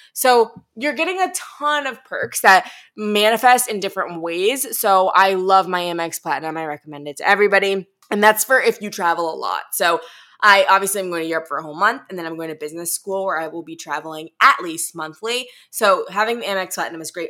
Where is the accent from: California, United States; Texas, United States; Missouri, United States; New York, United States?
Missouri, United States; St. Louis; moved away; I'm from Saint Louis